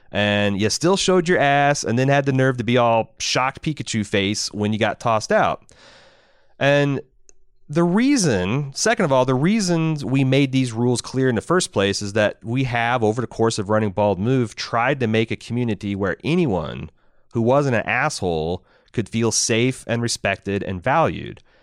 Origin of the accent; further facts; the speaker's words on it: Indiana, United States; I'm from Indiana. I'm not from the cool cosmopolitan places in Indiana, like Indianapolis or Bloomington